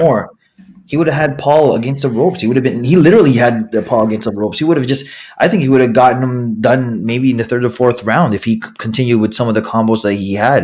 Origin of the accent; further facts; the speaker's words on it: Philippines; I'm the Filipino podcasting machine